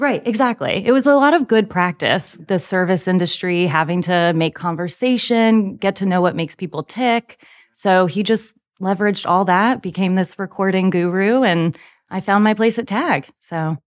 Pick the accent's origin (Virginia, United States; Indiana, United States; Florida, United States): Virginia, United States; Charlottesville; moved away as an adult; now in Nashville, United States; Born and raised in beautiful Charlottesville, Virginia.